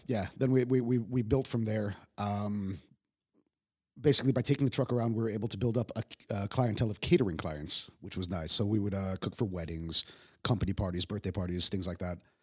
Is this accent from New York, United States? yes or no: yes; Yonkers, New York, United States; moved away as an adult; also born or lived in Manhattan; now in Prague, Czech Republic; I was born in New York.